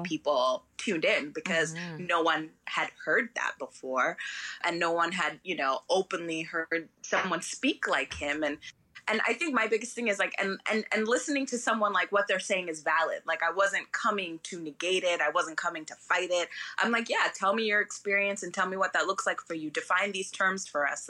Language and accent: English; London, United Kingdom; also born or lived in Arizona / Oregon; now in United States; where I was raised in London, everybody was sort of an immigrant